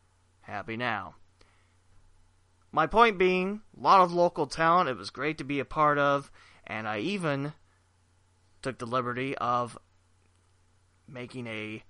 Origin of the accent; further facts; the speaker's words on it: West Alexandria, Ohio, United States; my hometown, West Alexandria